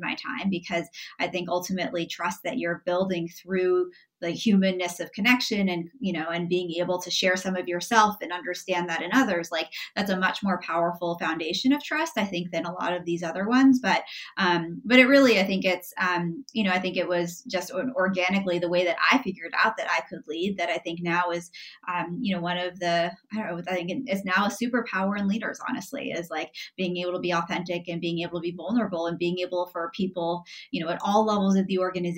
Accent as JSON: {"language": "English", "town": "San Francisco", "region": "California", "country": "United States", "tie": "born or raised there", "said": "Like I grew up in San Francisco mostly, and like knew nothing about this sport."}